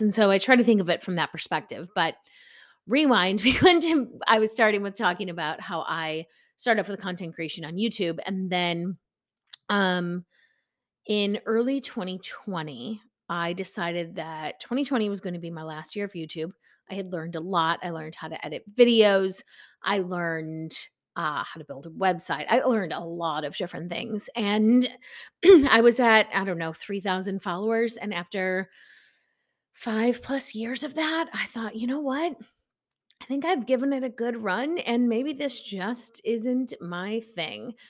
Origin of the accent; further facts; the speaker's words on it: Chicago, Illinois, United States; I'm from Chicago